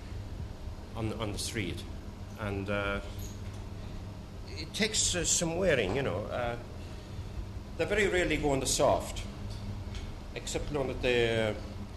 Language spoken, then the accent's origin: English; Shragh, County Clare, Ireland; moved away as an adult; now in London, United Kingdom; I came from County Clare, as you know, midway between Kilrush and Kilkee.